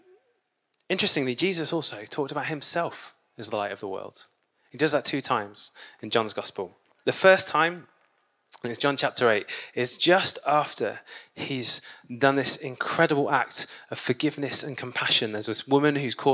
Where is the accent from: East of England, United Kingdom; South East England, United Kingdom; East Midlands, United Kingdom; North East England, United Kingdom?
East of England, United Kingdom; Peterborough; now in Manchester, United Kingdom; I grew up in Peterborough